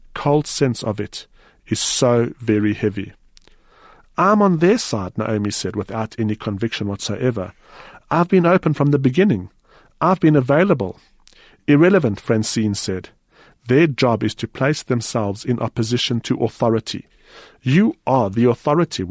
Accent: South Africa; as a South African reader

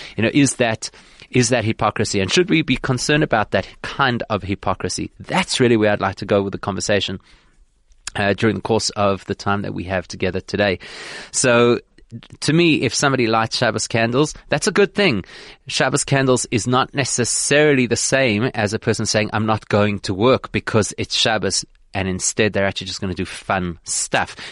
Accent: South Africa; as a South African Jewish community

